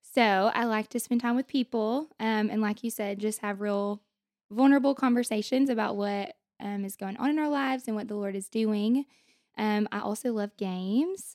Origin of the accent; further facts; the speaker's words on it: Hope, Arkansas, United States; moved away as an adult; also born or lived in Russellville, Arkansas; now in Conway, United States; I am from Hope, Arkansas